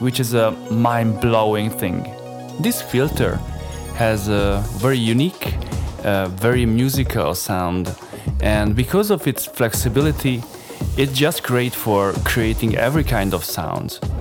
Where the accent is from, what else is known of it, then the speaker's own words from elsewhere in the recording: Budapest, Hungary; I grew up in Budapest, in Hungary